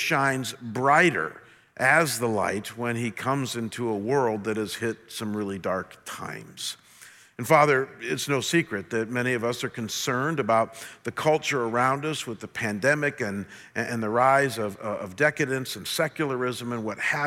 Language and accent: English; a small town outside of Cleveland, Ohio, United States; growing up in a small town outside of Cleveland